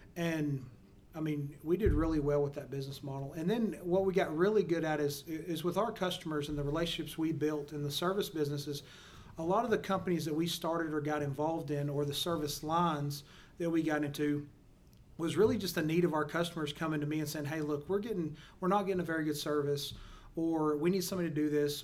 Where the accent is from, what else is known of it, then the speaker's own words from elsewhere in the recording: Perrin, Texas, United States; grew up in a small town uh, called Perrin, Texas